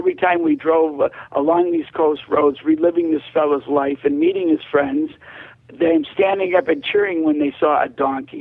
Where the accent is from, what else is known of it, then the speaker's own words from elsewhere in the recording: Chicago, Illinois, United States; I was headed to Our Lady Help of Christians school in Chicago on the west side